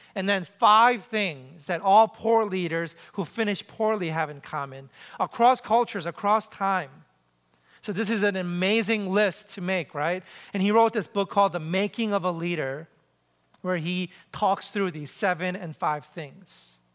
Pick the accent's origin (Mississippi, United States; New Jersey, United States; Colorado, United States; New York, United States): New York, United States; New York City; I'm from New York City.